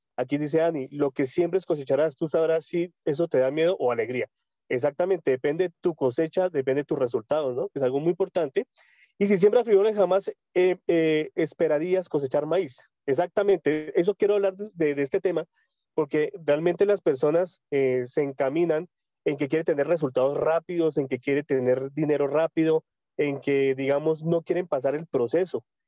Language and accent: Spanish; Tunja, Boyacá, Colombia; yo soy de Colombia, yo soy de Tunja, Boyacá, una ciudad muy hermosa cerca de la capital de Bogotá.